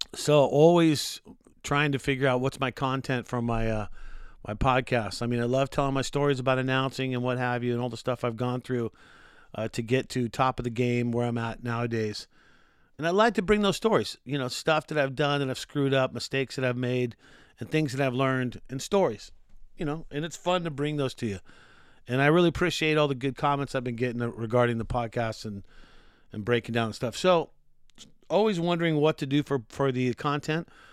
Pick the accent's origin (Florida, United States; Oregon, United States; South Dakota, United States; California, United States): California, United States; Glendale; I was born in, uh, Glendale, Los Angeles in the sixties